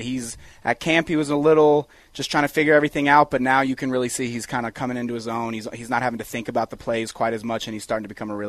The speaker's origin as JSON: {"language": "English", "town": "Aurora", "region": "Colorado", "country": "United States", "tie": "born or raised there", "said": "I grew up in Aurora. I went to Eagle Crest High School."}